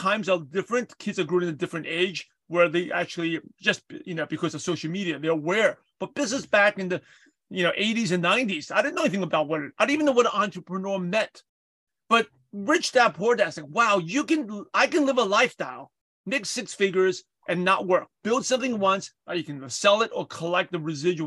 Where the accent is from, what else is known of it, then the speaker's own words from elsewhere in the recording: New York City, New York, United States; I grew up in Brooklyn, New York.